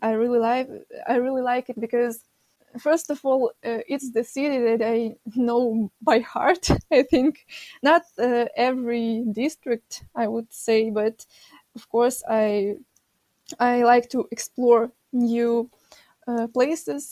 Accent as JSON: {"language": "English", "region": "Kyiv", "country": "Ukraine", "tie": "born or raised there", "said": "I am from Kiev. I've lived here my whole life."}